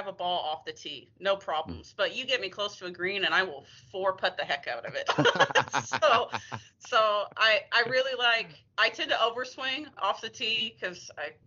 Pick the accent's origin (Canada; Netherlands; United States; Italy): United States; Kansas; moved away as an adult; now in Texas, United States; I was born and raised in Kansas